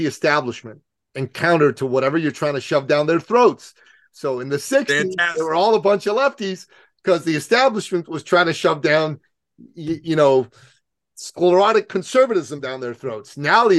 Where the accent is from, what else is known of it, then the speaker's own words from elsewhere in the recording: Iran; now in Canada; I'm from Iran